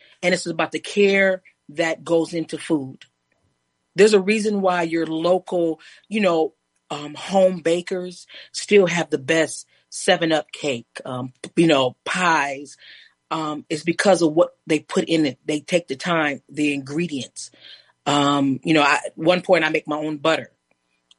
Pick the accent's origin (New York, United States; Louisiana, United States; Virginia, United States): New York, United States; I'm from New York